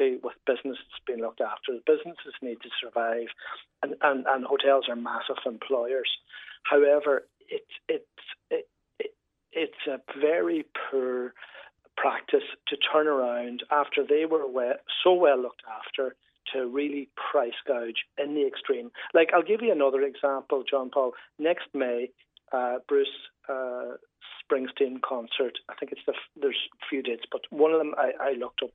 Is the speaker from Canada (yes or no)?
no; Donegal, Ulster, Ireland; moved away; also born or lived in Dublin; I'm originally from Donegal, as you probably get from my accent